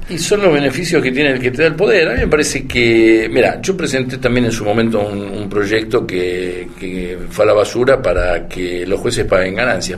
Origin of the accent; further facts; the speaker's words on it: Argentina; los, argentinos somos difíciles